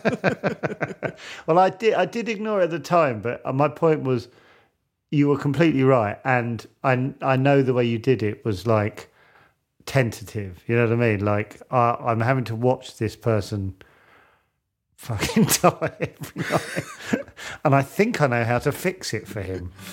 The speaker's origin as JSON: {"language": "English", "country": "United Kingdom", "said": "as a Brit"}